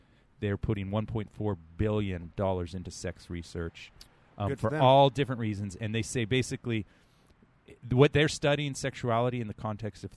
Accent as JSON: {"language": "English", "area": "San Francisco Bay Area", "region": "California", "country": "United States", "tie": "born or raised there", "said": "I'm San Francisco Bay Area, which we're a little, we're freaky here."}